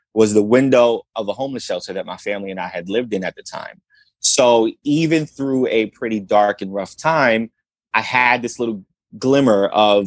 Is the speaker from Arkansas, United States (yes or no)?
no; New York City, New York, United States; I grew up in the South Bronx